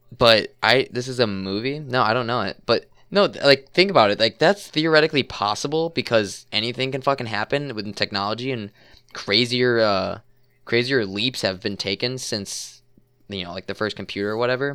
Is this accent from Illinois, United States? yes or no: yes; Chicago suburbs, Illinois, United States; the suburbs